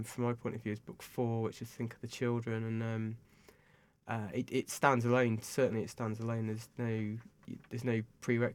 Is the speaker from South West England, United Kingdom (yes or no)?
yes; Bath, South West England, United Kingdom; Bath, my hometown, which is very nice down here